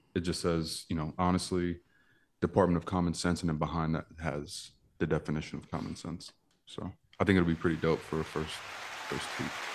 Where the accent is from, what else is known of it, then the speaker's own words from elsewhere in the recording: New York, United States; I'm from New York